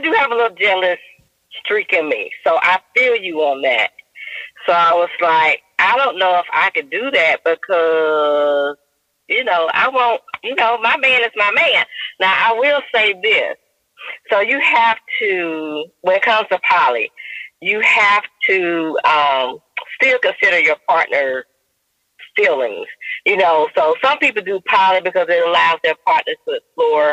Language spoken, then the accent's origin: English; Montgomery, Alabama, United States; I'm from Montgomery, Alabama